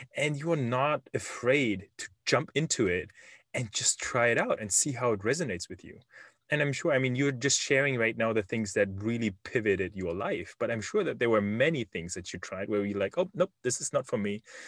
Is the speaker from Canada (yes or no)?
no; Germany; English is a second language; moved away as an adult; now in Silicon Valley, United States; I was born and raised in Germany